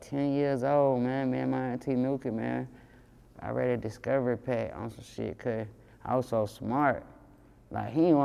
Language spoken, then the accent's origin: English; Atlanta, Georgia, United States; I'm from Zone 3. I run around here, Atlanta, doing what I'm doing in my neighborhoods